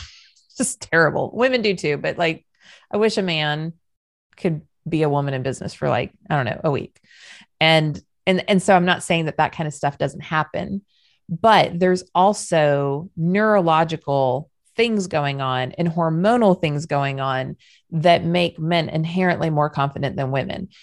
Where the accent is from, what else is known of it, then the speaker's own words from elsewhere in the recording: Southern California, United States; moved away; also born or lived in Southern United States; I know I'm Southern now, but I was still raised in SoCal